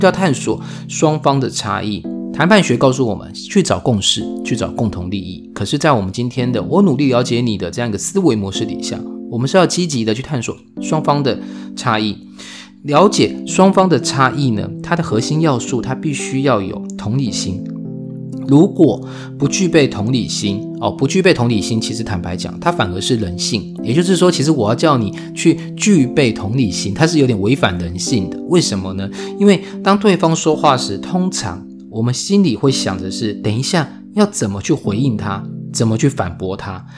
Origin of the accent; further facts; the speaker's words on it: Taiwan; 我们台湾人